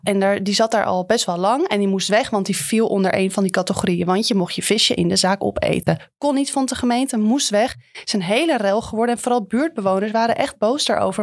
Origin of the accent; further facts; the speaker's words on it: Amsterdam, North Holland, Netherlands; wij als Amsterdammer